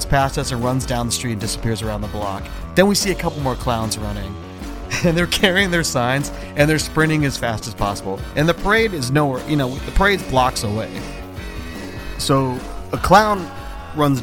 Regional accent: Philadelphia, Pennsylvania, United States; I'm like this mustachioed 21-year-old guy from Philly, half Filipino looking dude

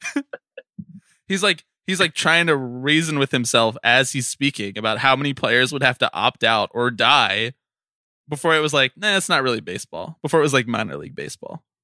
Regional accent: Philadelphia, Pennsylvania, United States; my hometown 215

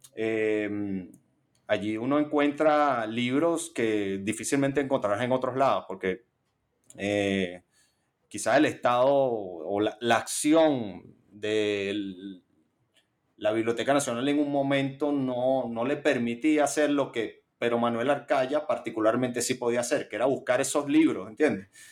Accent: Caracas, Capital District, Venezuela; yo soy caraqueño. He vivido en, mi ciudad natal eh, todos mis 37 años.

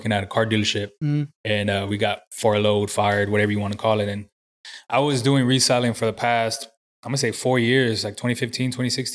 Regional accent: San Antonio, Texas, United States; also born or lived in Corpus Christi, Texas; I was raised in San Antonio

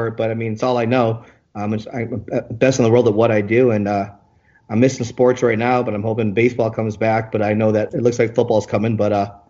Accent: Michigan, United States; born there; also born or lived in Ann Arbor / Hawaii; now in Las Vegas, United States; I was born actually in Michigan, spent some time in Ann Arbor, Michigan, and I lived in Hawaii. And then from Hawaii, because my mom's from Hawaii, I moved to Vegas in 2001.

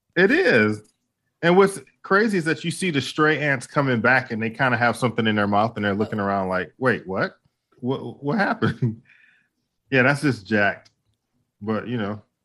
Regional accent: Midwest, United States; the theme parks where, where I grew up at in the Midwest, like, for example, Cedar Point

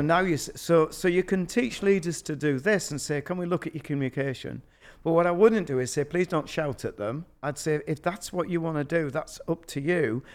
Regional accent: Yorkshire and the Humber, United Kingdom; I'm from Yorkshire

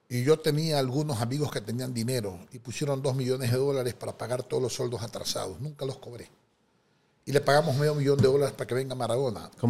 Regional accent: Daule, Guayas, Ecuador; born there; Mi madre es una mujer de sexto grado de primaria, Nací en Daule. Mi padre era un contador federado, descendiente libanés, nació en Ambato.

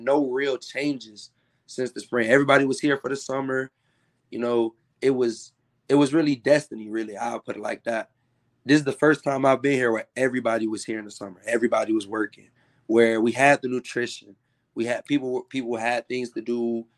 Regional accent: Tallahassee, Florida, United States; I'm from Tallahassee.

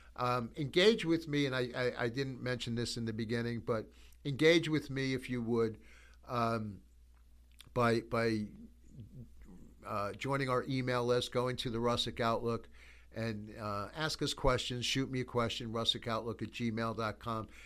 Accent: United States; we, as the American church

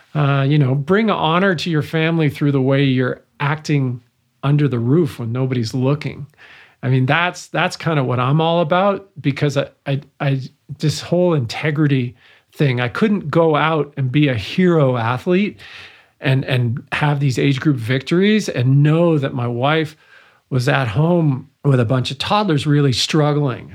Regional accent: Vancouver, British Columbia, Canada; first language English; moved away; also born or lived in Montreal; growing up in Vancouver

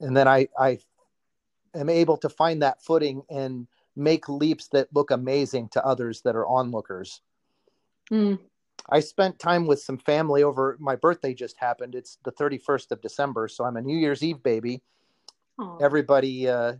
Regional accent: Oskaloosa, Iowa, United States; That's in Iowa. I came from Oskaloosa

